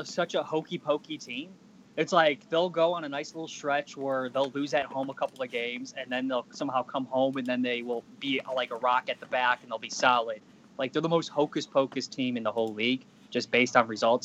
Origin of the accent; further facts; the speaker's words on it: Chicago, Illinois, United States; I'm from Chicago